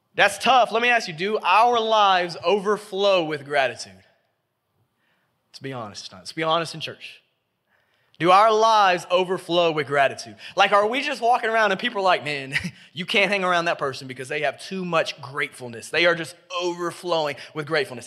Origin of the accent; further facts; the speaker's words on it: Memphis, Tennessee, United States; I grew up in Memphis, Tennessee. I've been here my whole life